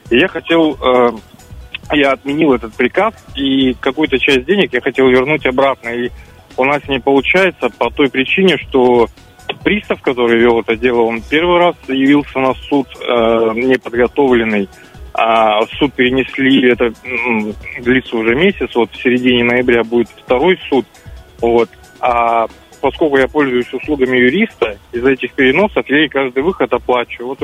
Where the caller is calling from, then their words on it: Zheleznogorsk, Russia; Вот, я из Железногорска.